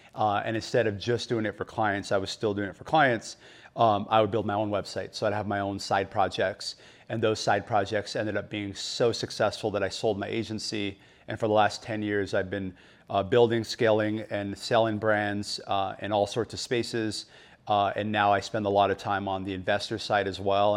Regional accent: Phoenix, Arizona, United States; I grew up in, uh, West Phoenix, so born and raised in Arizona

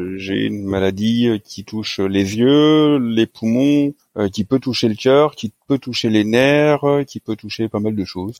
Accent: Rouen, Normandy, France; moved away as an adult; also born or lived in Paris; now in Bordeaux region, France; je suis originaire de Rouen à la base

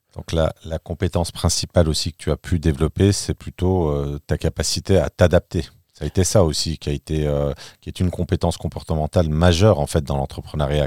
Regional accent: France; moved away as an adult; now in Berlin, Germany; en tant que français, je vis à Berlin depuis plus de trois ans

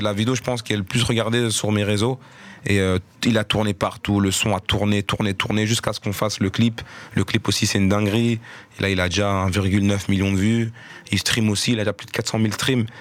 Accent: Molenbeek-Saint-Jean, Brussels-Capital Region, Belgium; je bossais sur Molenbeek, et j'ai grandi à Molenbeek

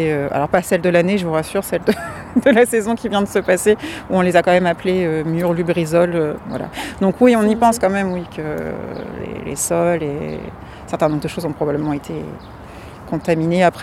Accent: Rouen, Normandy, France; Oui, je suis de Rouen, oui.

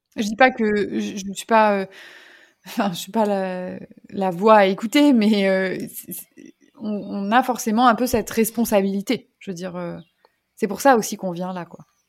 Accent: Lyon, Auvergne-Rhône-Alpes, France; moved away as an adult; also born or lived in Paris; now in Mauritius; je suis originaire de Lyon

